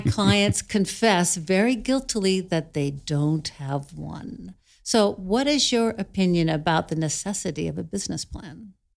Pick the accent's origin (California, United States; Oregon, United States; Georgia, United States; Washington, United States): Oregon, United States; Clatskanie; I grew up in Klatskanai